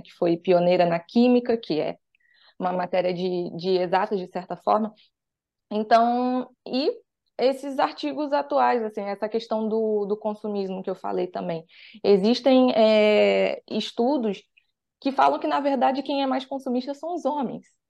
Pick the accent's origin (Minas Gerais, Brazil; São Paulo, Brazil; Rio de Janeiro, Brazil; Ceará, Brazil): Rio de Janeiro, Brazil; sou daqui do Rio de Janeiro